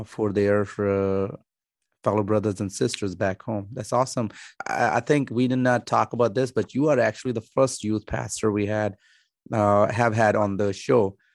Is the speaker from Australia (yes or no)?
no; Pakistan; I'm from Pakistan